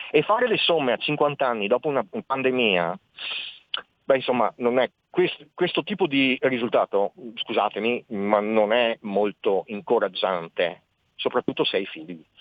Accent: Veneto, Italy; Ho avuto la fortuna di essere stato inquadrato tra gli alpini e ho conosciuto un mondo nuovo, pur essendo veneto eh, per me era un mondo distante fino al momento di partire.

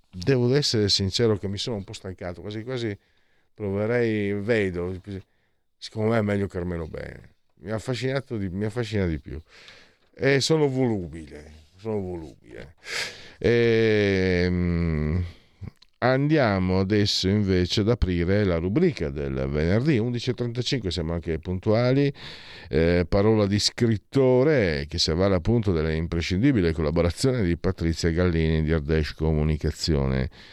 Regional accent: Friuli-Venezia Giulia, Italy; io stesso vengo dal Friuli, non mi sento nemmeno italiano

